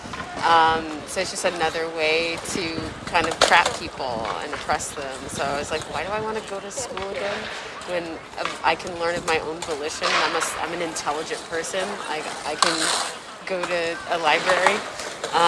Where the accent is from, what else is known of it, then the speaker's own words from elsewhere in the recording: Oakland, California, United States; now in New York, United States; I grew up in Oakland, California. Growing up in Oakland was a very, you grew up fast experience